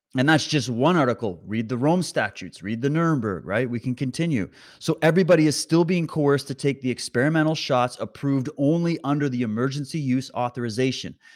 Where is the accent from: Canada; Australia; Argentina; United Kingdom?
Canada; Alberta; I was born in Alberta. I got Alberta blood in me.